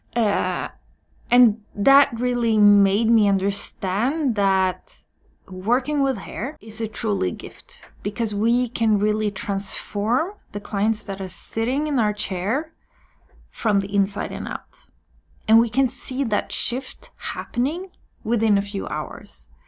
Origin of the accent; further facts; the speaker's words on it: Sweden; I'm born and raised in Sweden